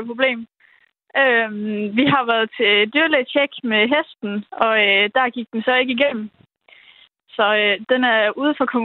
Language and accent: Danish; Denmark